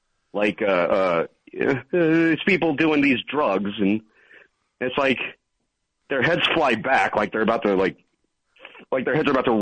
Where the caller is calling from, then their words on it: Manhattan, New York, United States; I'm calling from Manhattan.